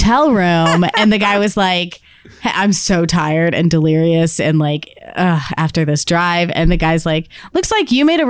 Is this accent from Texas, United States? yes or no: yes; Texas, United States; I'm from Texas.